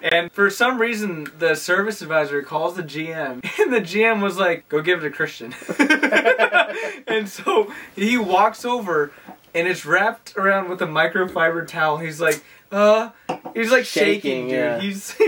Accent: Dominican Republic; I'm from the Dominican.

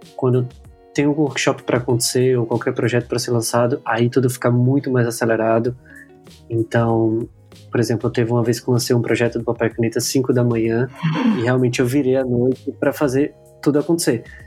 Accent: Aracaju, Sergipe, Brazil; eu sou de Aracaju, Sergipe, então sou da capital do menor estado do Brasil

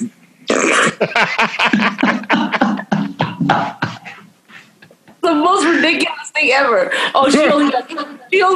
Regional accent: United States; I'm American

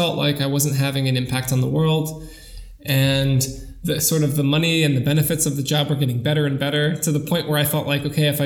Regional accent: New York, United States; now in Germany; I grew up in New York. I studied in New York

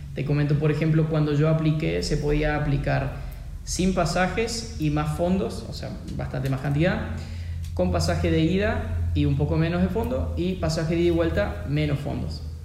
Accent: Argentina; siendo argentino

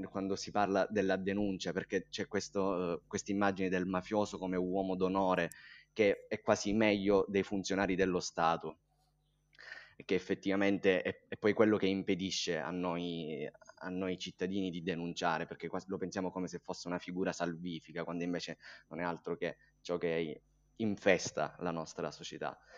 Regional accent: Linguaglossa, province of Catania, Sicily, Italy; io vengo da un, da un paese siciliano

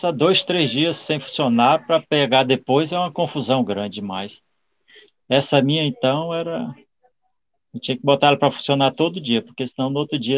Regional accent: São Mateus, Espírito Santo, Brazil; also born or lived in Vitória; Eu sou nascido de Vitória, Espírito Santo, sou capixaba, né?

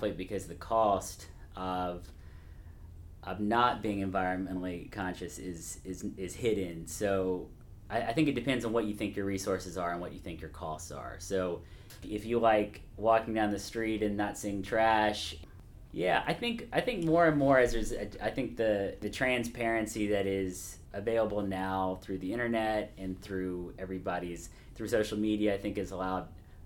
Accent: Nashville, Tennessee, United States; I grew up in Nashville

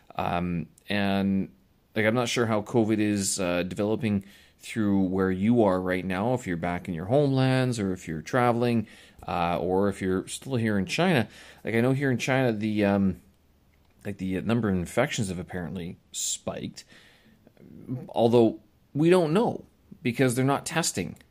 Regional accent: Winnipeg, Manitoba, Canada; moved away; Winnipeg, my hometown

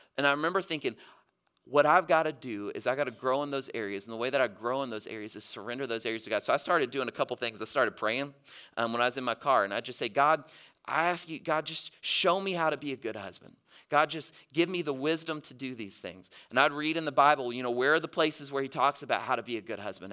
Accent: Mississippi, United States; moved away; I grew up in Mississippi

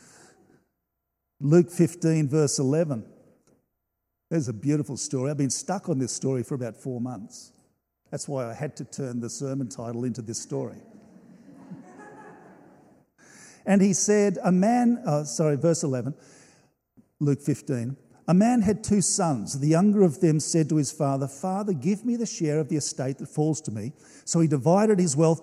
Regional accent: Australia; I love being an Australian

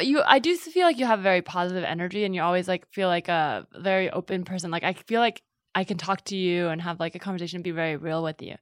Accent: Northern California, United States; I grew up in NorCal

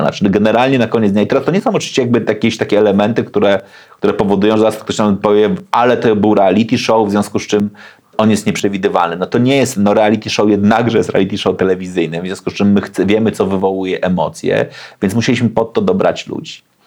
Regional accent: Gdańsk, Pomeranian Voivodeship, Poland; się wychowałem na Gdańskiej Zaspie, w blokowisku

